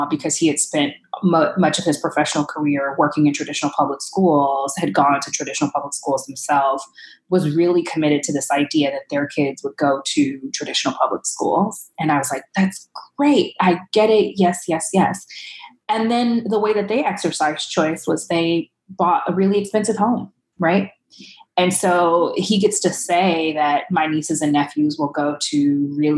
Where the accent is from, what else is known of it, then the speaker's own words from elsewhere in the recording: Los Angeles, California, United States; I grew up in Watts, and the school that I was zoned to actually was built in response to community demands coming out of the 1965 Watts riots